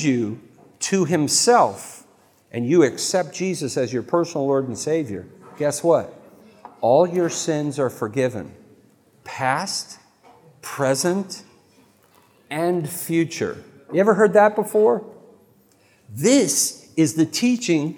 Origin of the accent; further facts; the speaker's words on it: United States; I'm an American.